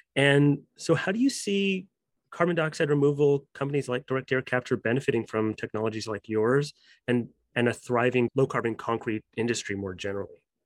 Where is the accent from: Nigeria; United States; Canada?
Canada; as a Canadian, you know, myself